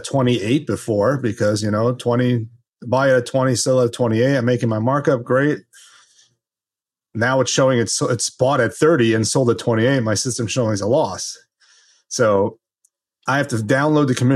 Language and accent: English; Los Angeles, California, United States; now in New Jersey, United States; I grew up in Los Angeles